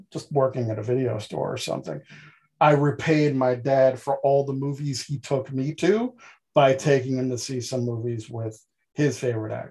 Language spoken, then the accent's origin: English; Queens, New York, United States; born and raised in Queens um, by immigrant parents, so I don't have the typical Archie Bunker Day Queens accent kind of thing. A lot of people have said I had a Southern drawl